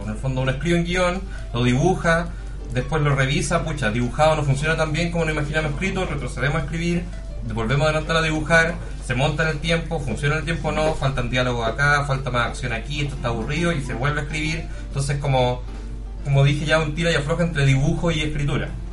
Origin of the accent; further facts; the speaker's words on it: Iquique, Tarapacá, Chile; moved away as an adult; now in Santiago, Chile; yo soy de Iquique originalmente, pero me tuve que ir a Santiago para trabajar en esto